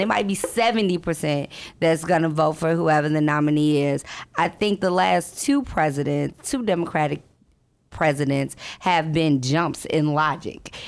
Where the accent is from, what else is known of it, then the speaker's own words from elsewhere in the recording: Chicago, Illinois, United States; I'm from Chicago. I'm a Bulls fan